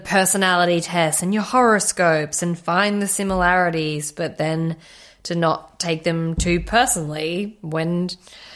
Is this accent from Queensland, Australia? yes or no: yes; Redcliffe, Queensland, Australia; I grew up in Redcliffe. It's nothing but Bogan City.